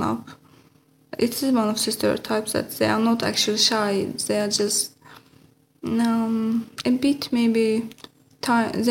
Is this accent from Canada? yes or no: no; Azerbaijan; moved away; I'm from Azerbaijan.